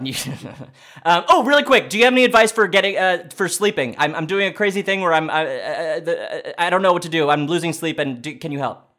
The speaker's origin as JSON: {"language": "English", "region": "New York", "country": "United States", "said": "I'm from here. I'm from New York"}